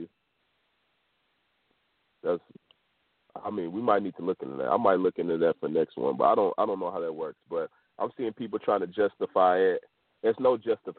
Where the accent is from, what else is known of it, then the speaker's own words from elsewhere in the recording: Houston, Texas, United States; I'm from Houston, Texas